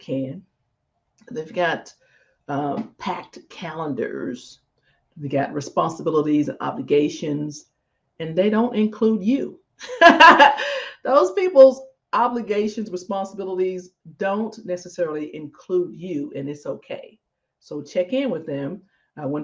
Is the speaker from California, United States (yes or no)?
no; Jackson, Mississippi, United States; Jackson, Mississippi, my hometown, Jackson, Mississippi.